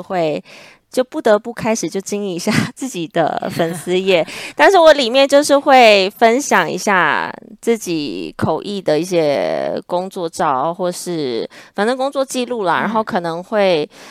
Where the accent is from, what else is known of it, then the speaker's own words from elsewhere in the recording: Taiwan; moved away as an adult; also born or lived in Shanghai; 我们就说我们是台湾人